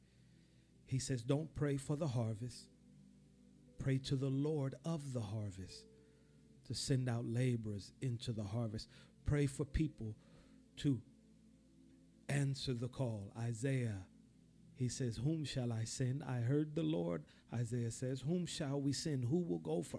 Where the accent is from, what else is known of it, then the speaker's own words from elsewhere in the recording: Chicago, Illinois, United States; I'm from Chicago, Illinois